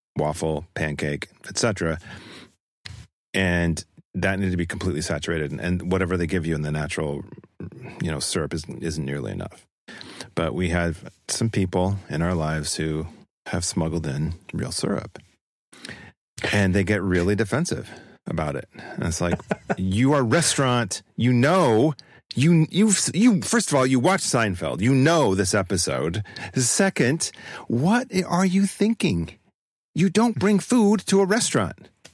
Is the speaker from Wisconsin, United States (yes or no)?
no; northern Utah, United States; raised with people who spoke in that tone. So it's not me taking on necessarily a region, but my own that I, uh, came from, which would be Utah, northern Utah